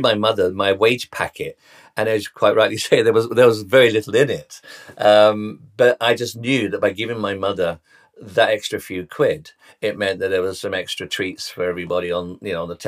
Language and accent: English; London, United Kingdom; I was born in Tottenham, North London.